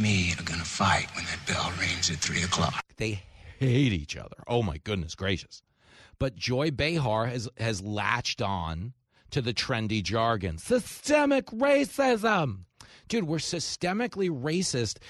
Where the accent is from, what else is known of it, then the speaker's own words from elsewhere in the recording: Levittown, New York, United States; we grew up in Levittown